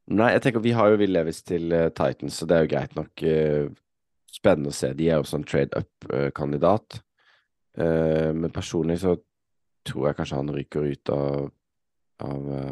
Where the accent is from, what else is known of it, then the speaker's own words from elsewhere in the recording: Norway; sitter her hjemme i Norge